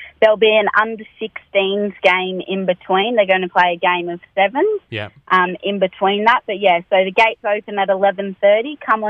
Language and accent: English; Manilla, New South Wales, Australia; I'm studying at the University of New England, and I'm actually from Manila, so not too far from Tamworth.